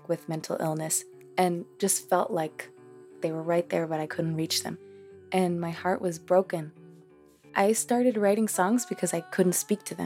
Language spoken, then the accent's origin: English; Boston, Massachusetts, United States; first language Spanish; English is a second language; also born or lived in Cambridge, Massachusetts; we learned English just by living in Cambridge and in Boston.